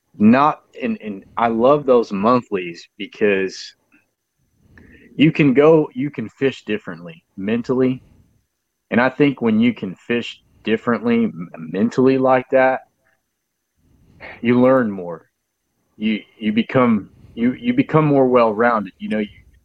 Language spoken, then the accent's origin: English; San Antonio, Texas, United States; also born or lived in New Braunfels, Texas / Canyon Lake, Texas; I was born in San Antonio and I live around San Antonio, New Braunfels, Canyon Lake all my life.